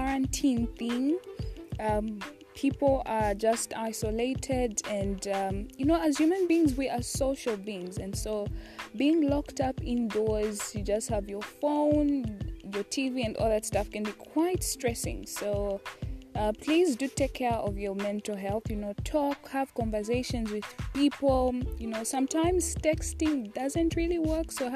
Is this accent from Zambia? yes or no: yes; Zambia; I'm from Zambia, and I attend the University of Zambia